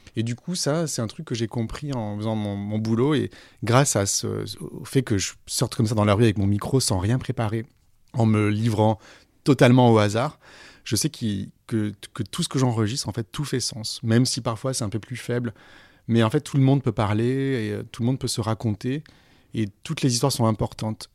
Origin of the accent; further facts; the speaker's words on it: Aix-en-Provence, Provence-Alpes-Côte d'Azur, France; moved away as an adult; also born or lived in Senegal; now in Paris, France; ma ville natale, Aix-en-Provence